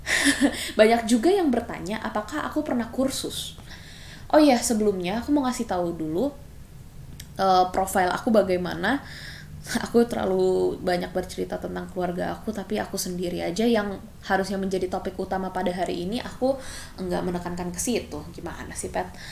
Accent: Sentul, Bogor Regency, West Java, Indonesia; also born or lived in Jakarta / Philippines (mother's origin); aku dulu masih tinggal di Jakarta sebelum aku pindah ke Sentul ke Kabupaten Bogor

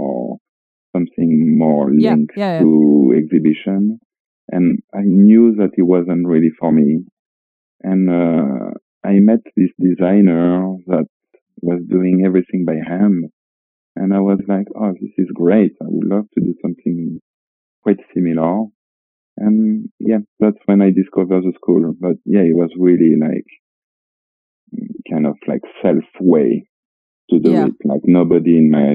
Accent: Niort, Nouvelle-Aquitaine, France; English is a second language; moved away as an adult; also born or lived in Brittany / London; I'm from a small city called Niort, which is like on the west coast

